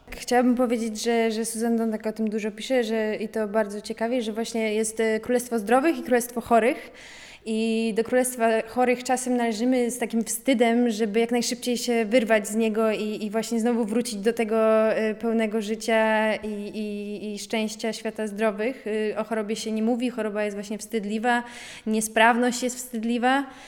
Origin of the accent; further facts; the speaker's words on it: Poland; jestem właśnie z Polonii, Polonii y, po grecku